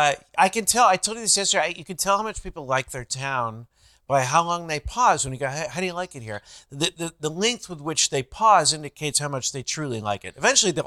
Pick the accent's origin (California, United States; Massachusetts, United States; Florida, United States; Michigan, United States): California, United States; I'm from California.